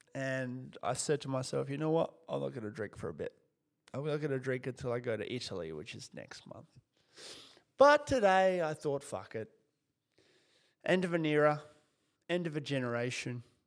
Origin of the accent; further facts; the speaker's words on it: Kyrgyzstan; moved away; also born or lived in Soviet Union; I was born in the Soviet Union and lived in a country called Kyrgyzstan after the collapse